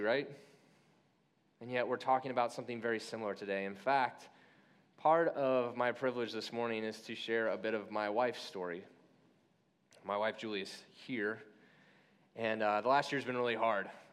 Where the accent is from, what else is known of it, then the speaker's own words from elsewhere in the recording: Midwest, United States; I was born in the Midwest.